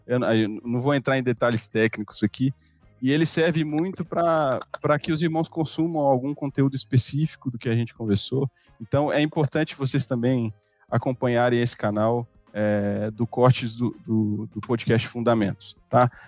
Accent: Belo Horizonte, Minas Gerais, Brazil; É, eu sou natural de Belo Horizonte e é, me converti lá em 2005.

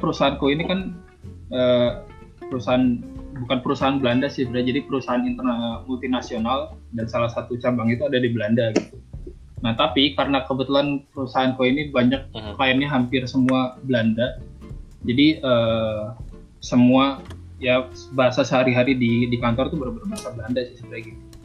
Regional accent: Bandung, West Java, Indonesia; moved away as an adult; also born or lived in Jakarta; now in Netherlands; sebagai anak Bandung yang baru datang di Jakarta

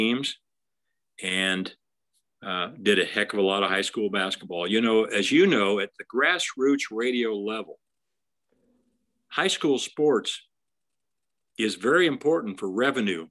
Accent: Remington, Indiana, United States; moved away as an adult; also born or lived in Rensselaer, Indiana / Lafayette, Indiana; my life growing up in Remington.

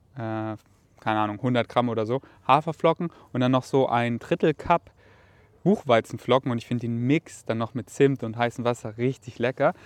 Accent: Germany; dass mich Deutschland mit Stolz erfüllt und einfach meine Heimat darstellt weil ich hier halt einfach so viel erlebt habe, dass es wirklich meine Heimat ist

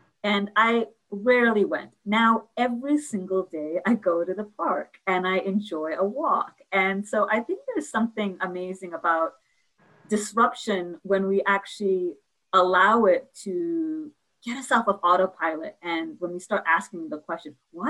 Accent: New York, United States; I'm a New Yorker.

